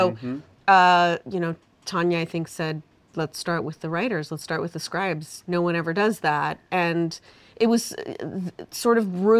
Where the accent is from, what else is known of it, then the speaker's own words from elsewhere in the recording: Portland, Oregon, United States; also born or lived in England; I grew up in Portland, Oregon.